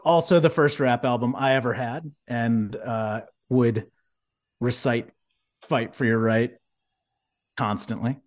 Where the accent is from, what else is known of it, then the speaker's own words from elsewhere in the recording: Houston, Texas, United States; growing up in Houston, having family that worked at NASA